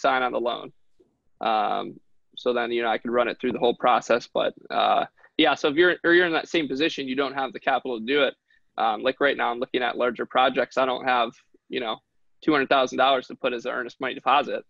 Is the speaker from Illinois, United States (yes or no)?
no; Detroit, Michigan, United States; I'm from Detroit. One of my goals is to kind of help rebuild the city of Detroit one day.